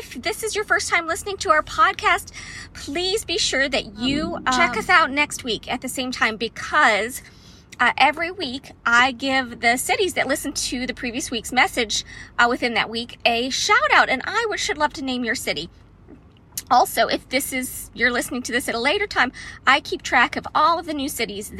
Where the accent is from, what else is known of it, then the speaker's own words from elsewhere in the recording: Florida, United States; I spent some time growing up in Florida, and when I first moved there, I learned about this magical animal I had never heard of before, a manatee.